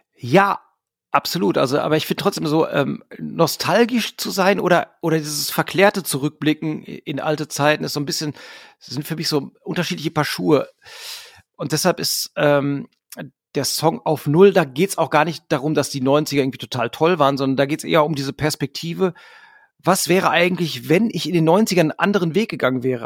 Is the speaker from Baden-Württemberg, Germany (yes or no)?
no; Hamm, North Rhine-Westphalia, Germany; wir kommen halt alle aus Hamm, wir haben uns in Hamm gegründet